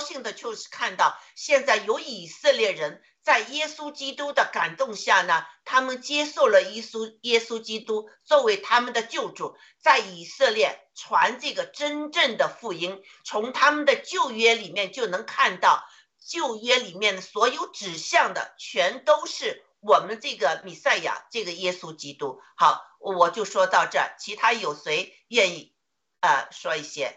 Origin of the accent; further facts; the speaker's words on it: China; 我们中国人